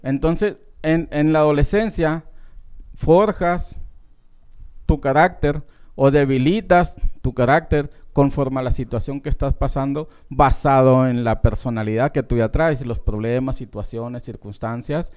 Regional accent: Francisco Sarabia, Estación Don, Sonora, Mexico; now in Phoenix, United States; Francisco Sarabia, Estación Don. Y pues sobre todo mi pueblo natal

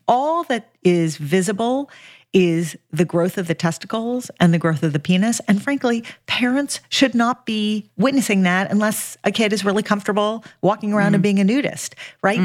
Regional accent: Los Angeles, California, United States; I grew up in Los Angeles

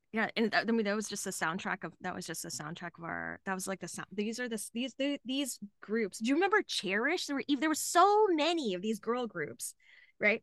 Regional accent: Dallas, Texas, United States; now in Austin, United States; I grew up in Dallas, Texas

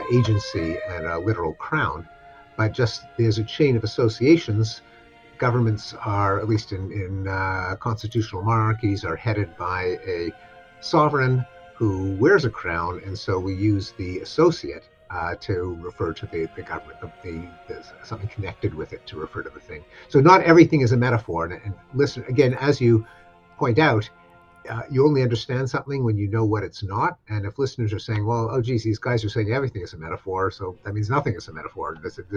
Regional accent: Canada; something I'm familiar with as a Canadian

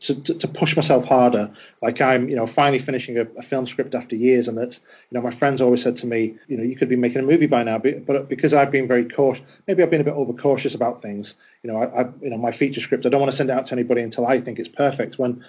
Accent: Wigan, North West England, United Kingdom; I'm from Wigan

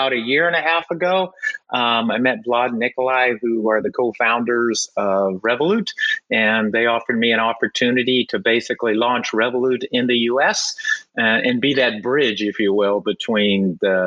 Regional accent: Central Valley, California, United States; I'm a native Californian, more specifically Central Valley

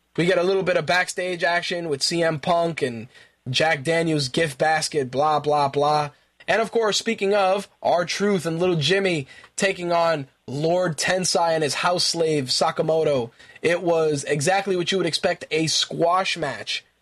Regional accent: Puerto Rico; I'm Puerto Rican.

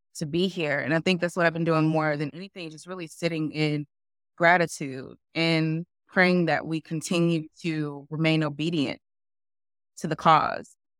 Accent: Memphis, Tennessee, United States; now in Raleigh, United States; I'm, I'm originally from Memphis, and my husband's originally from Memphis too, Tennessee. And what I realized is, like, we grew up in, you know, the Southern, like, Black culture

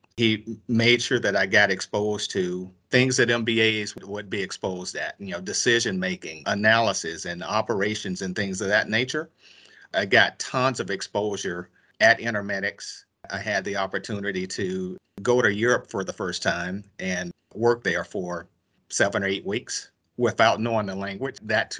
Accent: Thornton, Arkansas, United States; I grew up in Thornton, Arkansas, South Arkansas.

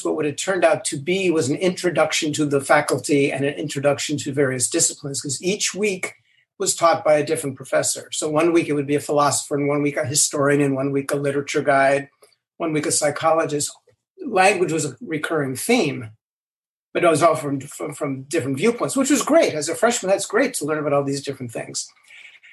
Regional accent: Los Angeles, California, United States; moved away; I grew up in Los Angeles. I grew up in the San Fernando Valley

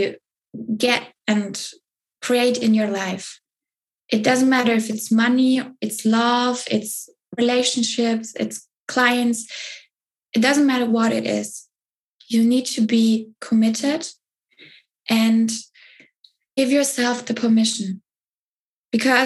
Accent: Southern Germany, Germany; I grew up in Germany, in the south of Germany

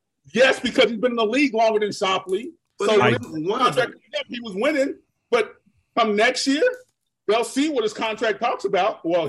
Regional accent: Jamaica; I'm Jamaican

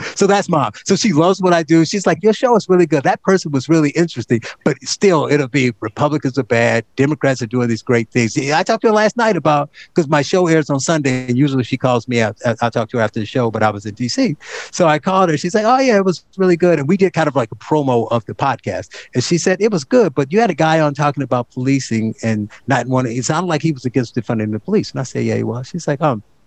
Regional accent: Gary, Indiana, United States; I grew up in Gary, Indiana

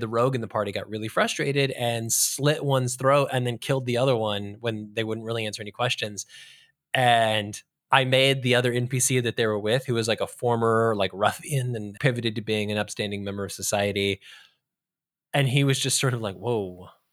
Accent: California, United States; we're from California

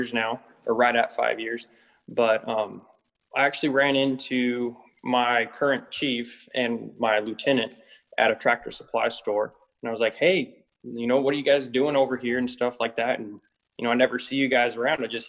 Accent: Morristown, Arizona, United States; also born or lived in Buckeye, Arizona; I grew up in Morristown, right outside of Wickenburg.

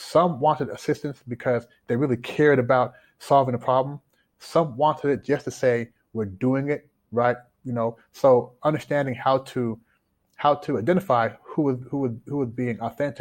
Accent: Louisville, Kentucky, United States; moved away as an adult; also born or lived in Toronto, Canada / Washington, D.C.; now in Shanghai, China; Growing up in Louisville, grew up in the U.S.

